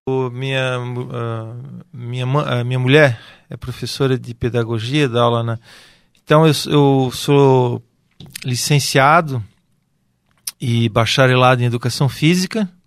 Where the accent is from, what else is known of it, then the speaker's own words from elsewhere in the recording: Brusque, Santa Catarina, Brazil; Eu sou aqui de Brusque, natural da cidade de Brusque